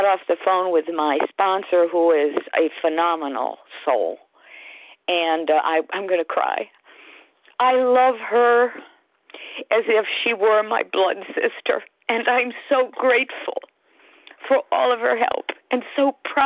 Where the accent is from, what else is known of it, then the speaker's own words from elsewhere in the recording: Connecticut, United States; I'm from Connecticut